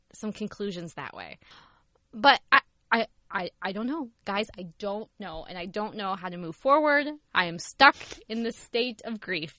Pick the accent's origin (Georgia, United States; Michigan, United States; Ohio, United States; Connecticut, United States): Ohio, United States; moved away; also born or lived in Pennsylvania; growing up in Ohio